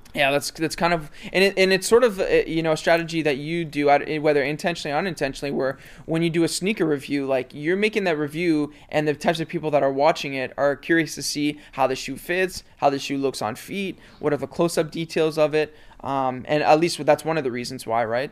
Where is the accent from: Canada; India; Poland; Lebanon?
Canada; Mississauga, Ontario; also born or lived in Toronto; for the vast majority of my life, I've lived in Mississauga.